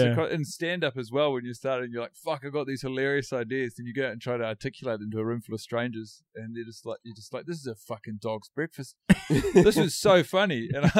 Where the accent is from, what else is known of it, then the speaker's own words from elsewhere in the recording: Christchurch, Canterbury, New Zealand; I grew up in Christchurch, New Zealand.